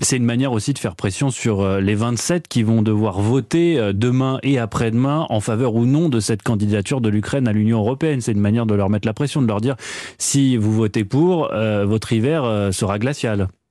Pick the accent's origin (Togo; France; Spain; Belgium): France; chez nous, en France